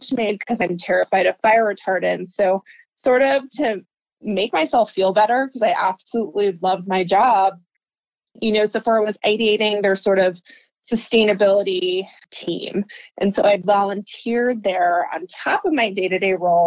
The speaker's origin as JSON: {"language": "English", "region": "New Jersey", "country": "United States", "tie": "born or raised there", "moved": "as an adult", "lives_now": "San Francisco, United States", "said": "I grew up in New Jersey and I came out to San Francisco about 16 years ago to get my master's"}